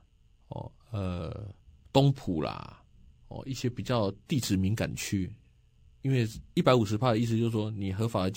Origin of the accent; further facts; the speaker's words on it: Nantou City, Nantou County, Taiwan; also born or lived in Mingjian Township, Nantou County; 我是在呃民间乡万丹村出生的。那后来我就搬到南投市长大。